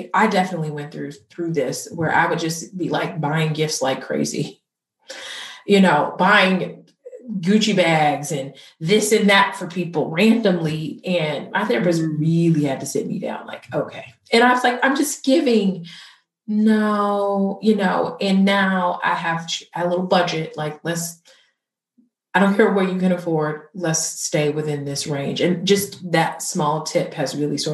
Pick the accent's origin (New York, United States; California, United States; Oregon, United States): California, United States; Inglewood; I grew up in Inglewood